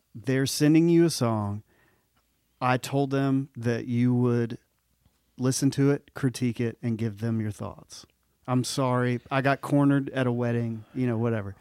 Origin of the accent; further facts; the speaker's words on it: Mississippi, United States; I'm from Mississippi